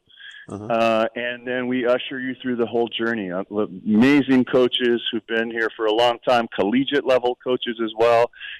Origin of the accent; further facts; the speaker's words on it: Pearl City, Hawaii, United States; As I grew up in Pearl City, I had a pretty humble beginnings